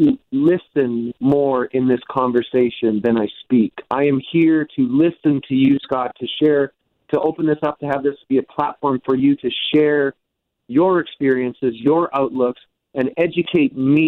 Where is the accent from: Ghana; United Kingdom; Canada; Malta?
Canada; I'm a white male from Canada. I grew up in rural Canada